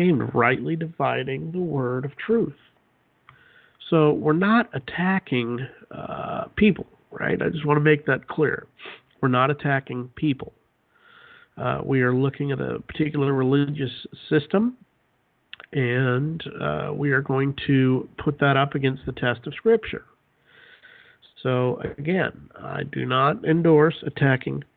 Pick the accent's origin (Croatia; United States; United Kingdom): United States; Utah; moved away as an adult; I grew up in Utah, lived there for 22, 23 years, and then we moved